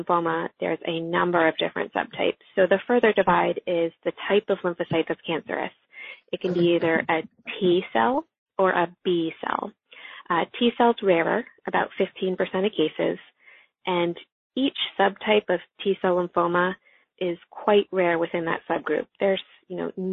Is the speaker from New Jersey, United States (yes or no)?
yes; New Jersey, United States; also born or lived in Texas; my home state to treat our patients with lymphoma and CLL. I'm from New Jersey